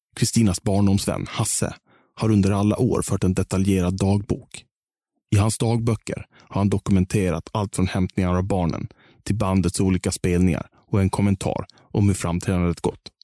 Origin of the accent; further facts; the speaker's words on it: Visby, Gotland, Sweden; För oss barn som växte upp på Terranova